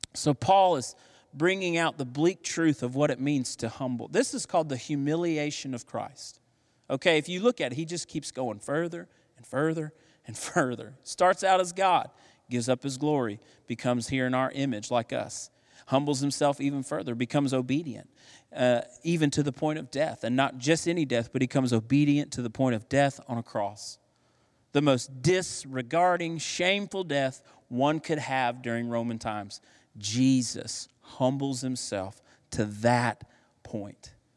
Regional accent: United States

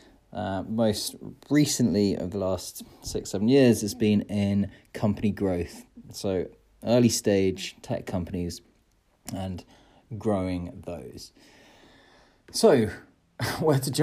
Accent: Midlands, United Kingdom; I'm from the Midlands, and I was back home.

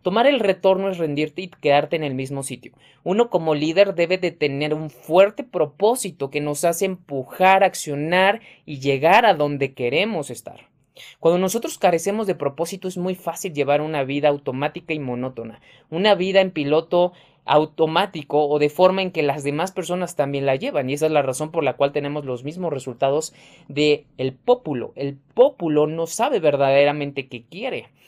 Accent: Mexico; mexicano, emprendedor y empresario

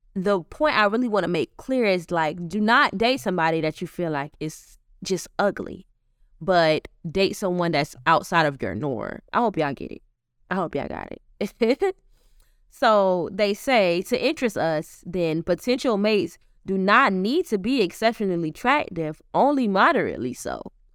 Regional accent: the South, United States; growing up in the South as a black woman

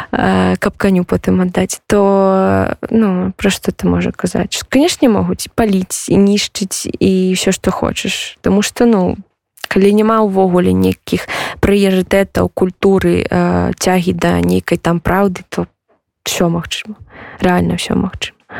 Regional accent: Belarus; now in Poland; мы беларусы

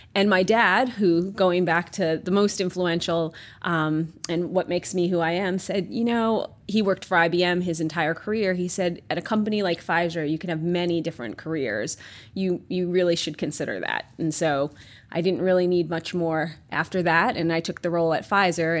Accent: New York, United States; moved away as an adult; also born or lived in Espoo, Finland; now in Finland; I grew up and was born and raised in New York

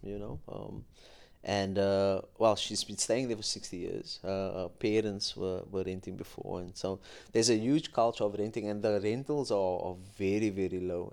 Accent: Cape Town, Western Cape, South Africa; I grew up in Athlone

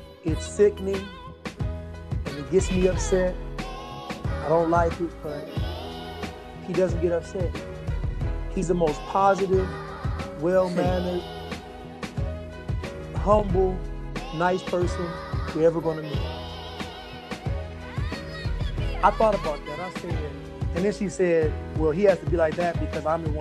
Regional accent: United States

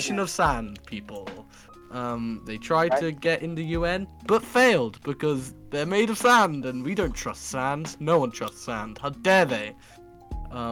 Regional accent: Lewes, South East England, United Kingdom; This is my hometown. We have the biggest bonfire night

